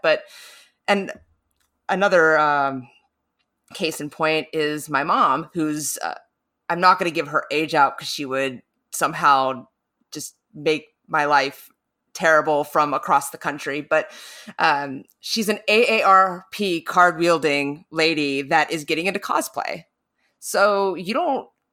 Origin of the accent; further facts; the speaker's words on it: North Carolina, United States; moved away; I don't have too strong of an accent, but I'm originally from North Carolina.